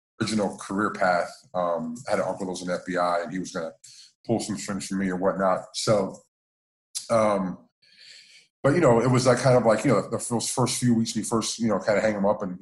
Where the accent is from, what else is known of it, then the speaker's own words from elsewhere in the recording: Miami, Florida, United States; born and raised in South Florida in the general Miami area